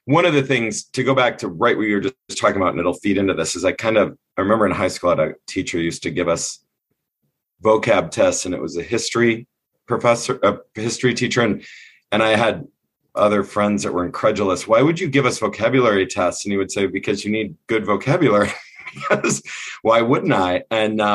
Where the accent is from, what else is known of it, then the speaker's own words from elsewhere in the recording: Southern Michigan, United States; moved away; also born or lived in California; I grew up in Southern Michigan